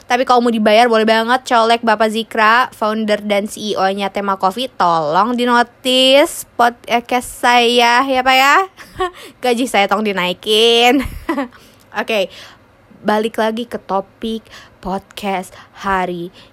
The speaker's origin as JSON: {"language": "Indonesian", "country": "Indonesia", "tie": "born there", "said": "kenapa gue lahir di negara Indonesia?"}